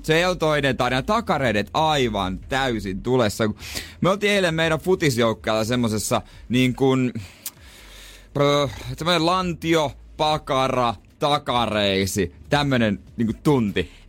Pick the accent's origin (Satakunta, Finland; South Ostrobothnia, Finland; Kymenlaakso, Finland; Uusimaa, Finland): South Ostrobothnia, Finland; Seinäjoki; mä oon Seinäjoelta